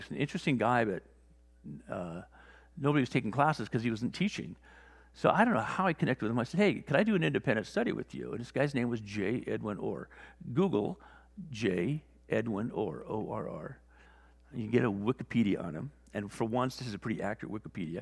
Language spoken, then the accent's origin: English; Wales, United Kingdom; also born or lived in Newport Beach; now in La Jolla, United States; I was born in Wales